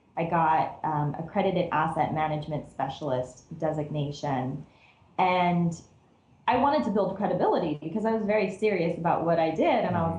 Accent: Cerritos, California, United States; I grew up in Cerritos, which is part of LA County

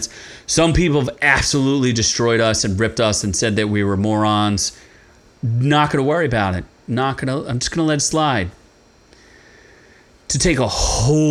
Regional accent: Philadelphia, Pennsylvania, United States; as a Philadelphian

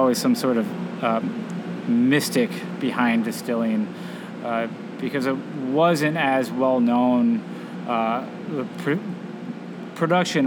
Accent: Northwest Indiana, United States; moved away as an adult; now in Southwest Michigan, United States; I grew up in Northwest Indiana

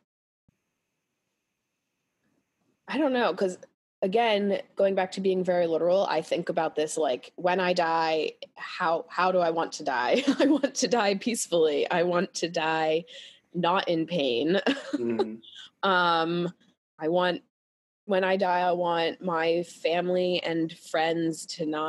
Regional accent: Pennsylvania, United States; where I grew up in Pennsylvania

